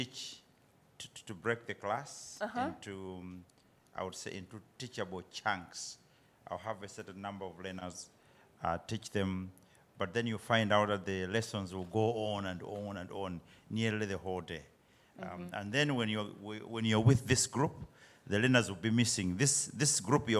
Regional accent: Malawi; I'm from Malawi, the warm heart of Africa.

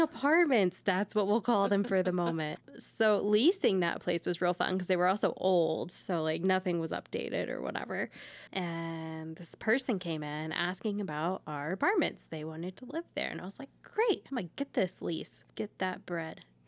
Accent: Texas, United States; now in Colorado, United States; we grew up in Texas together

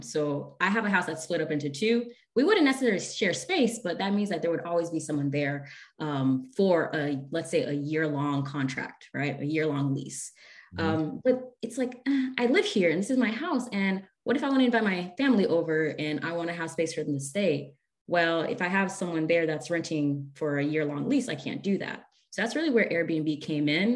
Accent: Haiti; moved away; I'm originally from Laguna of Haiti, and we were from the mountains

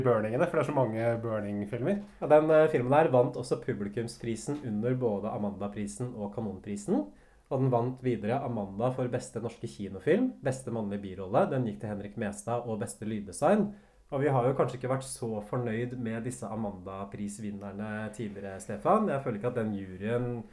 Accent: Hamar, Innlandet, Norway; now in Oslo, Norway; jeg kommer fra Hamar også, og Hamar har et visst sånn rånemiljø

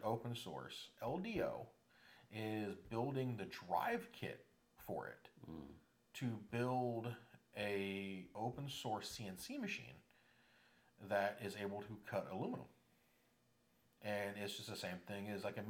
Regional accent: Florida, United States; I'm from Florida

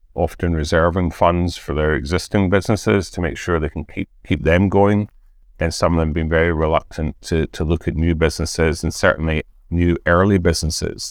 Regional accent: Scotland, United Kingdom; being Scottish

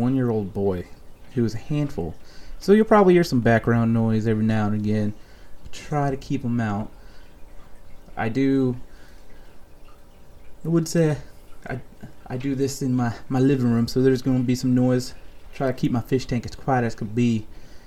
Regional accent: Rhode Island, United States; now in North Carolina, United States; I'm originally from the Great White North, a.k.a. Rhode Island, New England

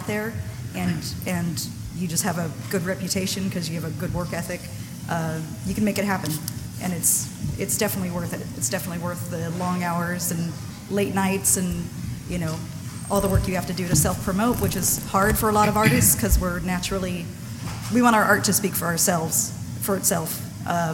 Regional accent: Santa Cruz, California, United States; also born or lived in San Francisco; I grew up in Santa Cruz

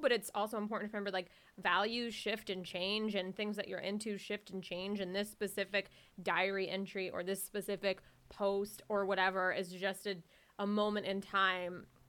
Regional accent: Jacksonville, Florida, United States; also born or lived in Miami, Florida; I was born in Miami. I didn't grow up in Miami. I grew up in Jacksonville, Florida

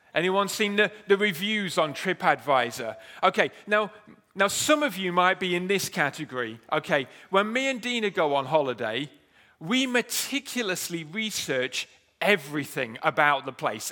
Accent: United Kingdom; We are, we are British

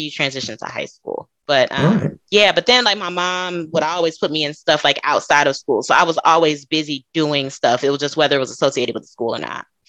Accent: Chicago, Illinois, United States; moved away as an adult; now in Dallas, United States; I am from Chicago, Illinois. Well, I'm from the south suburbs of Chicago

